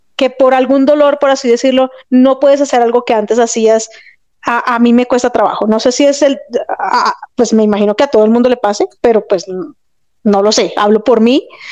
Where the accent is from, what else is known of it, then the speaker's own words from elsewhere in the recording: Bogotá, Colombia; yo soy de Bogotá, Colombia